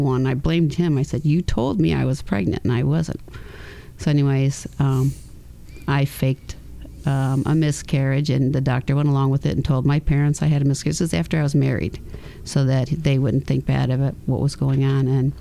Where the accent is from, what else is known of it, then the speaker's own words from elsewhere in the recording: Grand Island, New York, United States; also born or lived in California; A place called Grand Island, New York, in a little village called Ferry Village